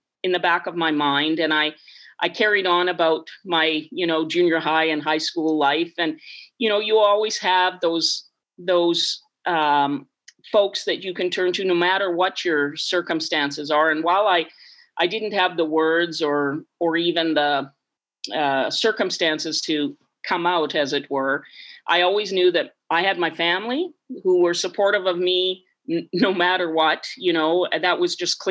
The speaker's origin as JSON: {"language": "English", "town": "Bashaw", "region": "Alberta", "country": "Canada", "tie": "born or raised there", "also_born_or_lived": "Yellowknife", "moved": "yes", "lives_now": "Victoria, Canada", "said": "growing up in Bashaw in that era"}